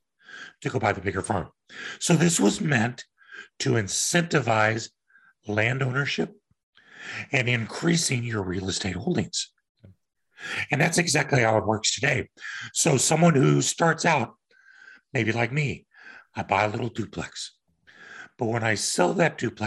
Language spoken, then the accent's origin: English; Kansas, United States; moved away; also born or lived in Denver; I'm from Kansas